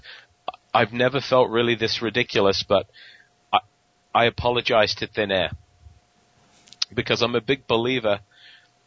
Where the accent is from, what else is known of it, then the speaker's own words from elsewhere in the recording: England, United Kingdom; accent: English; moved away; my English accent